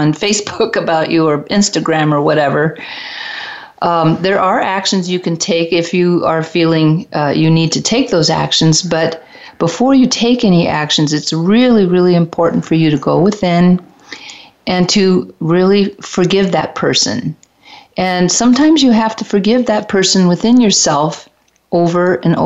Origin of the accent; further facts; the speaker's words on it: Detroit, Michigan, United States; I'm from Detroit